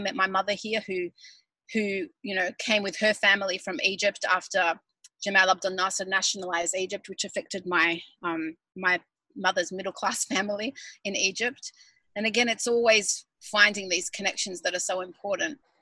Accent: Melbourne, Victoria, Australia; moved away as an adult; now in Sydney, Australia; I grew up in Melbourne and then when I got married I moved to Sydney and I still feel, you know, Melbourneian

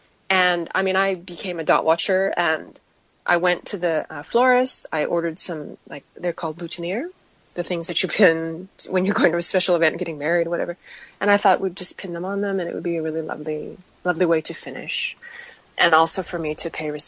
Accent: United States; accent: American; now in Australia; given my accent, I'm American

